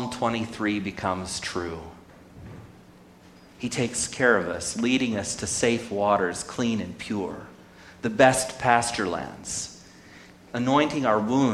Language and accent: English; Sonora, California, United States; whose fabulous mother I grew up with in Sonora